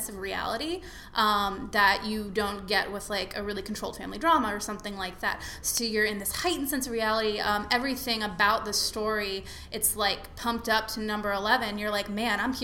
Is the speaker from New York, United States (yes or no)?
no; Dallas, Texas, United States; I grew up in Dallas.